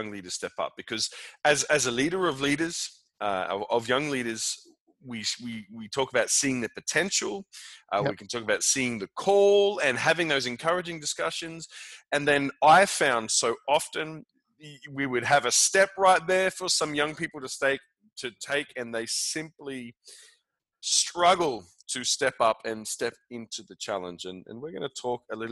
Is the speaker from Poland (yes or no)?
no; Australia; now in Copenhagen, Denmark; I'm also loving being an Australian in Denmark